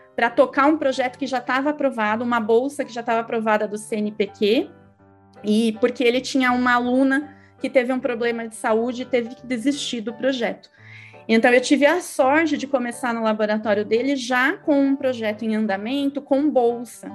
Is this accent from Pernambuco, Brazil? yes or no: no; São Paulo, Brazil; eu sou aqui de São Paulo, lá no Tatuapé